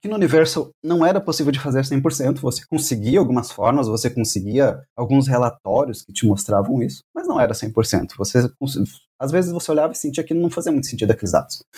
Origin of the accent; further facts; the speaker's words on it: Brazil; Nós somos brasileiros